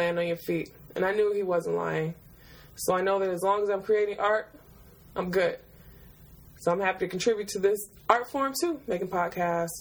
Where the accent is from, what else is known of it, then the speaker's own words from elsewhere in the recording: Detroit, Michigan, United States; now in Brooklyn, United States; I grew up in Detroit and I have two sisters